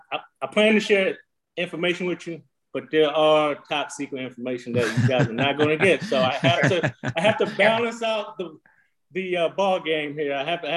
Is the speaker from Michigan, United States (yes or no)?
no; Chicago, Illinois, United States; moved away; I'm originally from Chicago, Illinois.